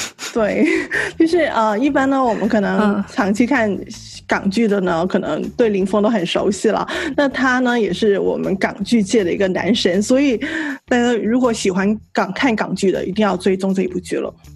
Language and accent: Chinese; Guangdong, China; 作为一个广东人